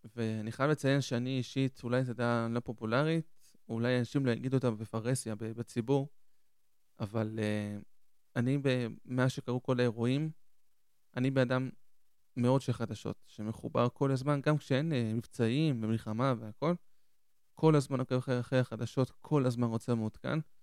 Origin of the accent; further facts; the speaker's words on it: Ashdod, Southern District, Israel; also born or lived in Argentina; now in Ashkelon, Israel; אני במקור מארגנטינה, נולדתי בארגנטינה, עליתי עם הוריי בגיל חמש לארץ, ו... עלינו לעיר שקוראים לאשדוד, מניח שרובכם מכירים, והיינו שם 17 שנה, ועברנו לפני כמה שנים לאשקלון